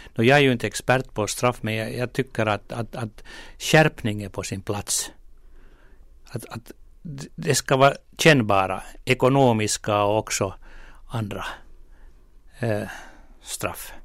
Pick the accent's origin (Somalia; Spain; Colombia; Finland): Finland; Porvoo, Uusimaa; min hemkommun Borgå